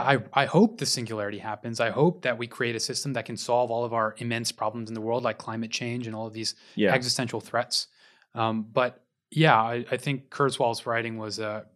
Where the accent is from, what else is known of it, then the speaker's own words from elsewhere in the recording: Houston, Texas, United States; I'm from Houston.